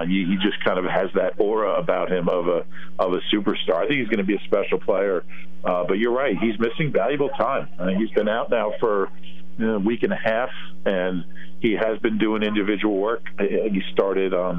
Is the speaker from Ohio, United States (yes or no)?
yes; Columbus, Ohio, United States; moved away; my dad used to teach at Ohio State, so I grew up in Columbus.